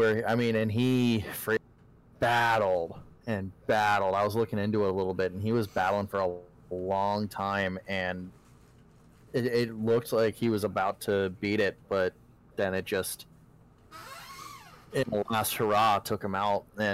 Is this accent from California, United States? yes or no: no; Alaska, United States; growing up in Alaska, a lot of my family very conservative